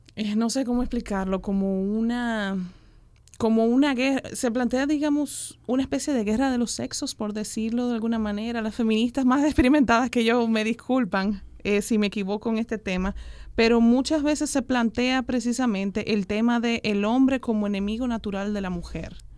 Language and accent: Spanish; Dominican Republic; yo tengo como mujer dominicana y caribeña